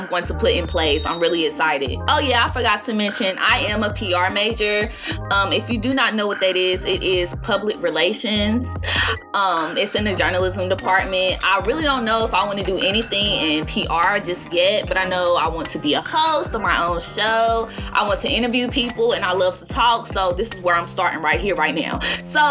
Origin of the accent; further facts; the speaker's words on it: Greensboro, North Carolina, United States; I am from Greensboro, North Carolina